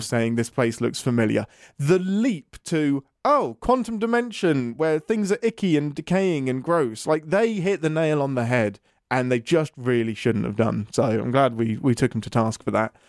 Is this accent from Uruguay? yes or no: no; England, United Kingdom; I'm English